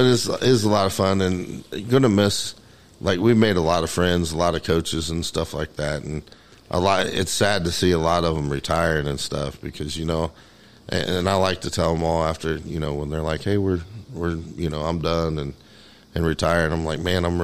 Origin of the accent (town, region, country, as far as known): Indiana, United States